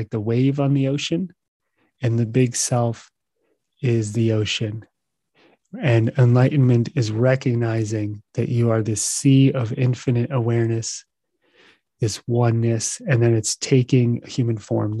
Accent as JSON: {"language": "English", "country": "United States", "said": "I'm from the United States"}